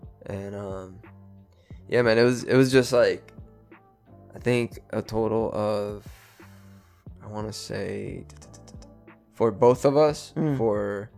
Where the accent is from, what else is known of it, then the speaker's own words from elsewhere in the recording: Puerto Rico; also born or lived in Houston / Florida / New York / California; I grew up in Puerto Rico, moved to Houston, Texas. I've lived in Florida.